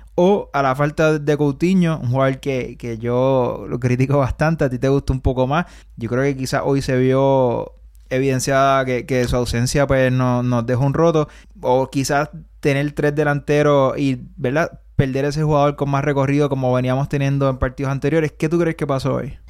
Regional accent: Puerto Rico; de donde somos nosotros, de Puerto Rico

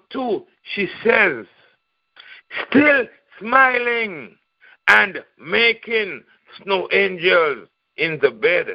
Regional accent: St. Kitts & Nevis; now in Raleigh, United States; I'm from St. Kitts, Nevis in the Caribbean, Eastern Caribbean

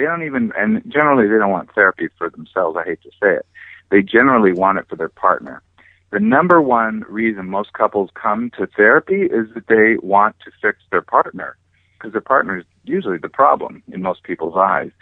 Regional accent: California, United States; also born or lived in Hawaii; I was born in Hawaii. My family moved back over here to California, and I grew up here on the beach

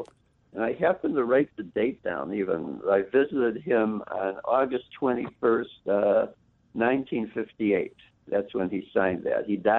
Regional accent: Cleveland, Ohio, United States; now in Chicago, United States; I grew up in Cleveland

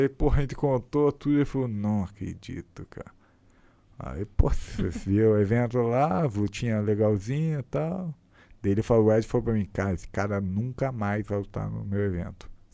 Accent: Brazil; A gente é brasileiro e classe pobre

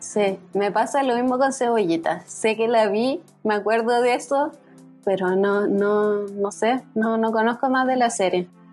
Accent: Chile

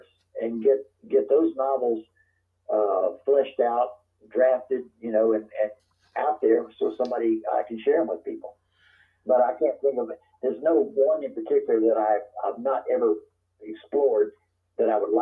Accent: Covington, Louisiana, United States; now in Kentucky, United States; my hometown hero was the novelist Walker Percy

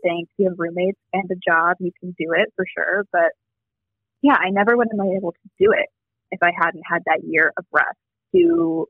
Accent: Champaign-Urbana, Illinois, United States; moved away as an adult; now in Chicago, United States; I grew up in Champaign-Urbana

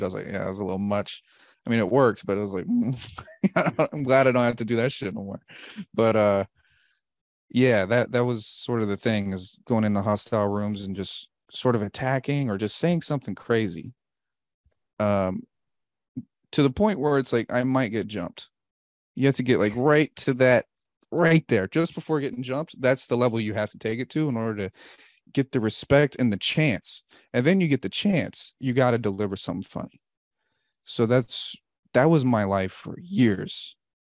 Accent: Bay Area, California, United States; also born or lived in Wichita, Kansas; And I grew up in the Bay Area after the Wichita, so I know Oakland really well

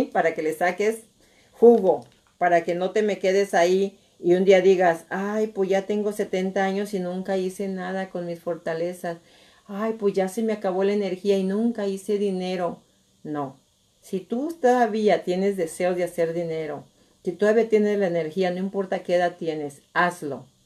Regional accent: Nayarit, Mexico; moved away; yo soy de Nayarit

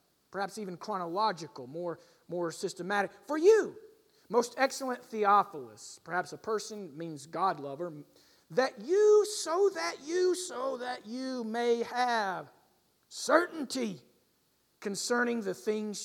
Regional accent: United States; as American Christians

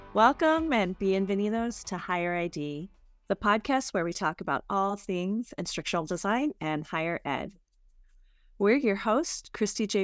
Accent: Arizona, United States; I'm from Arizona, I live here

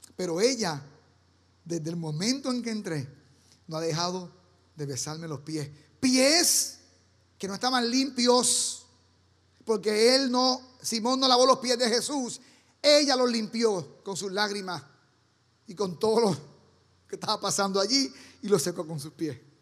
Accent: Puerto Rico; moved away; Cada domingo allá en Puerto Rico, cuando yo niño, mi abuela, mi mamá y mi familia íbamos a casa de don Celso Flores, el abuelo mío

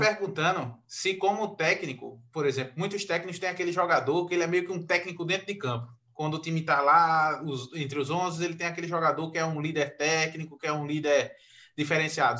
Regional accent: Recife, Pernambuco, Brazil; eu sou de Recife

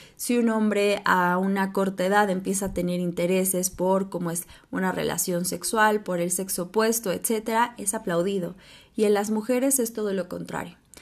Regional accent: Mexico; Yo soy de México

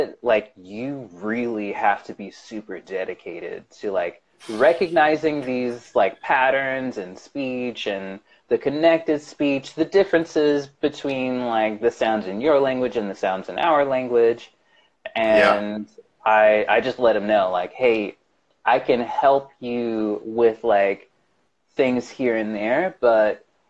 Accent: the South, United States; accent: Southern twang; but I am originally from the South. So when I get angry or excited, that's when like you'll start hearing my Southern twang.

